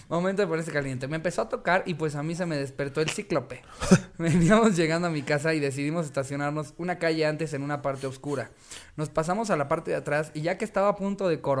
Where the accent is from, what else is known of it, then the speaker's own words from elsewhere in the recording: Iztapalapa, Mexico City, Mexico; ya te dicen, no, para allá no voy, joven. Y eso que soy de Iztapalapa.